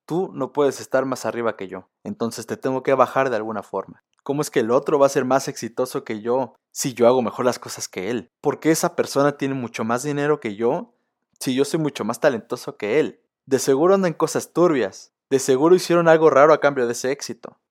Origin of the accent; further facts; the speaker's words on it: Mexico; nosotros como mexicanos